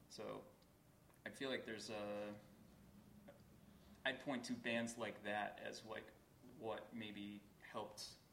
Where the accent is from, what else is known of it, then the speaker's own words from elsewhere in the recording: Boston, Massachusetts, United States; I'm from Boston